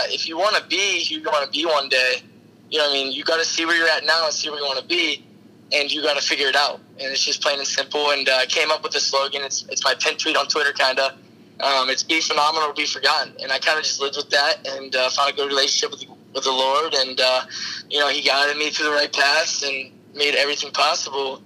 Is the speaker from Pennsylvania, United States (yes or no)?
yes; Pittsburgh, Pennsylvania, United States; I'm from Pittsburgh